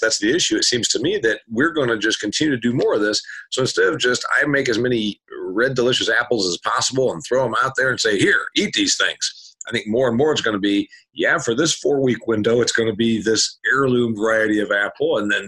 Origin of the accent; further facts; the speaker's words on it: Indiana, United States; I know you don't know about corn like I do, because I'm from Indiana